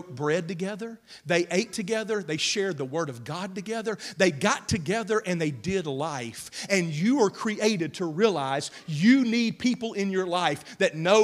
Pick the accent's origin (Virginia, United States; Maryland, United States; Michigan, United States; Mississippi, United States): Mississippi, United States; now in Oklahoma, United States; I grew up in Mississippi.